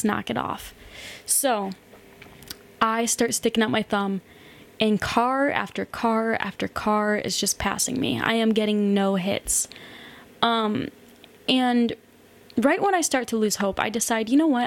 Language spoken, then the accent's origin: English; United States; moved away as an adult; growing up in America